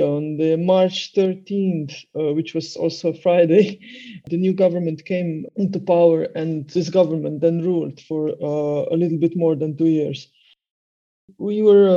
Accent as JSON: {"language": "English", "country": "Slovenia", "second_language": "English", "said": "I come from Slovenia"}